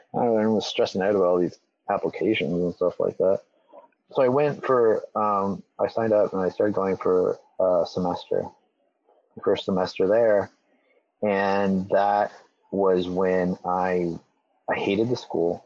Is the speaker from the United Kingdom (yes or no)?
no; Elmira, Ontario, Canada; the church like where I grew up was in Elmira, which is just like 20 minutes kind of north of of Waterloo.